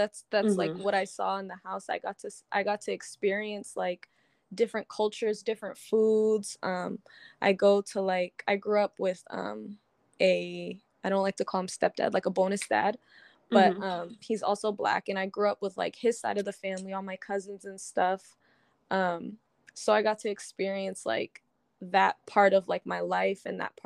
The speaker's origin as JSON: {"language": "English", "region": "Texas", "country": "United States", "tie": "born or raised there", "also_born_or_lived": "Maryland", "moved": "as an adult", "lives_now": "San Diego, United States", "said": "I was born in Maryland. I don't remember much of it. I moved to Texas when I was like 9. Mm-hmm. And I stayed until like I graduated high school. So that was like the bulk of like my upbringing"}